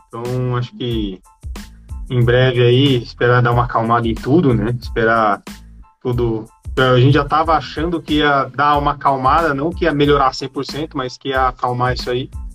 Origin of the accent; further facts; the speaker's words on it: São Paulo, Brazil; moved away; also born or lived in São Bernardo do Campo; Eu nasci aqui em São Paulo. Tô morando até perto de onde eu nasci